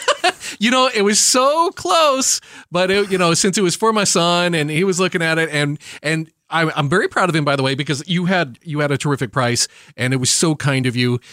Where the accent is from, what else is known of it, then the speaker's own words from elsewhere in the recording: Branson, Missouri, United States; I grew up in Branson, Missouri.